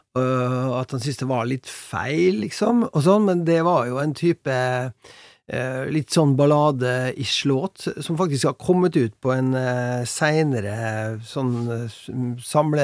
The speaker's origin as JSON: {"language": "Norwegian", "town": "Molde", "region": "Møre og Romsdal", "country": "Norway", "tie": "born or raised there", "moved": "yes", "said": "Vi bodde på, på hjemgården min på Hjelset utafor Molde"}